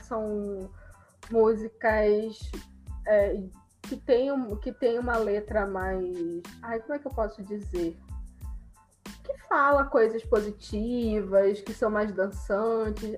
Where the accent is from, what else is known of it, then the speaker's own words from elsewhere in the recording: Brazil; A gente é brasileiro.